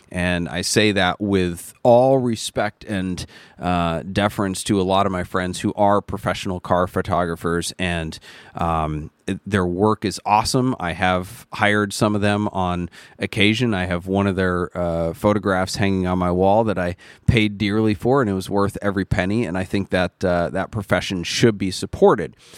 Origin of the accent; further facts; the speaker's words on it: United States; I am an American too.